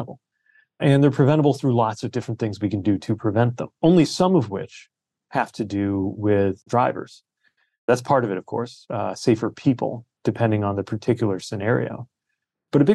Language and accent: English; South Bend, Indiana, United States; my hometown of South Bend